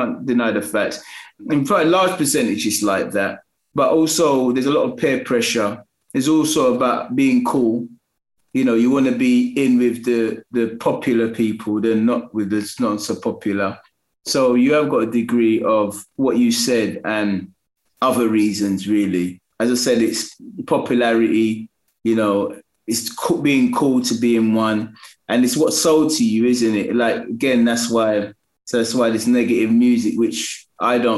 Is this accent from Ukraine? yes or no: no; London, United Kingdom; I'm from New Cross